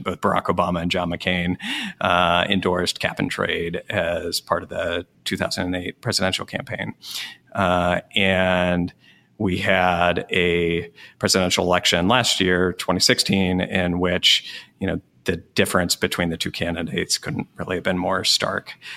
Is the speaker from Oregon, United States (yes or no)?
no; Wyoming, United States; I grew up in Wyoming